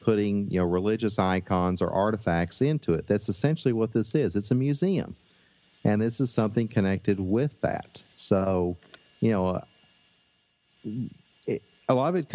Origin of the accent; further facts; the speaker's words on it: Tennessee, United States; accent: Southern; I am from Tennessee